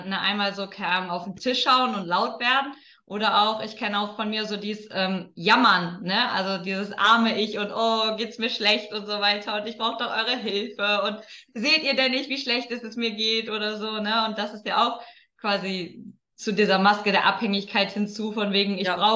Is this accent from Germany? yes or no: yes; Lower Saxony, Germany; Also ich habe eine Zeit lang äh, in Köln gewohnt und meine Heimat ist das Emsland, also das ist ja jetzt nicht nebenan.